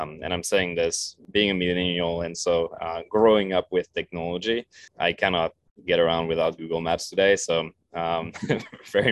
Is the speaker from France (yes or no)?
yes; France; moved away as an adult; also born or lived in Paris; now in Santa Monica, United States; growing up in France